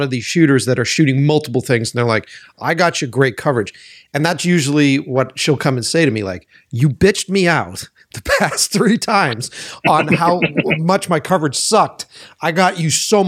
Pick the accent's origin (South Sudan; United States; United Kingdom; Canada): United States; Boston, Massachusetts; I'm from Boston